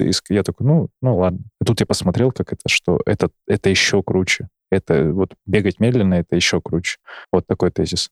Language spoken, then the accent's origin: Russian; Barnaul, Altai Krai, Russia; хоть и из Барнаула, и у нас там тоже достаточно природы разные